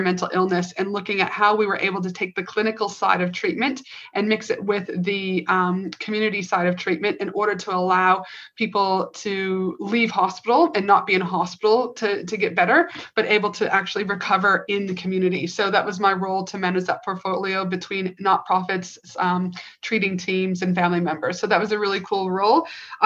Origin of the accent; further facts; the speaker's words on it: Canada; moved away as an adult; also born or lived in Albuquerque, New Mexico, United States / North Carolina, United States / Tasmania, Australia; now in Queensland, Australia; I'm originally from Canada